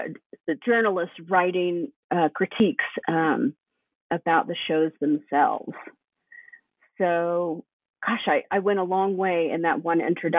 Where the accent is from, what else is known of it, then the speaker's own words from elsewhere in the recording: Tennessee, United States; So I grew up in East Tennessee, which was a fairly rural area.